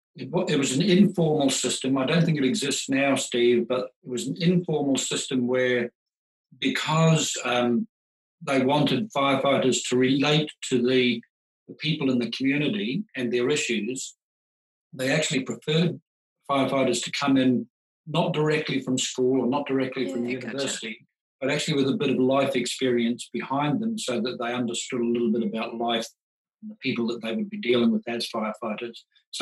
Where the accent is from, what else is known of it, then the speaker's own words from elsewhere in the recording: New Zealand; now in Australia; I came over from New Zealand looking for work in Australia.